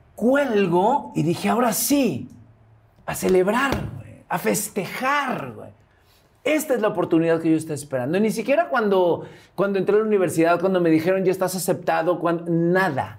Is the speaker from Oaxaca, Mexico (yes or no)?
no; Veracruz, Mexico; moved away as an adult; de Veracruz